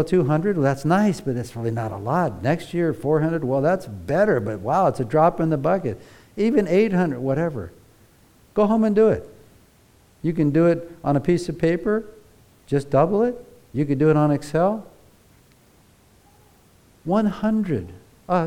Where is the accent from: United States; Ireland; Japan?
United States; moved away; Growing up in America, if you were in the church, all the little kids were taught to sing